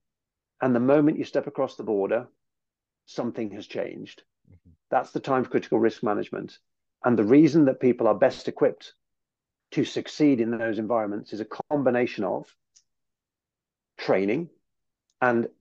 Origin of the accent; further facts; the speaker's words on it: United Kingdom; also born or lived in United States; as a Brit